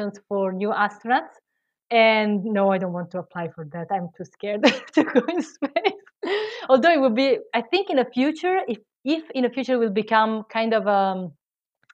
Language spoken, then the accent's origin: English; Italy; English is a second language; moved away; I am Italian, I don't know if you hear from my accent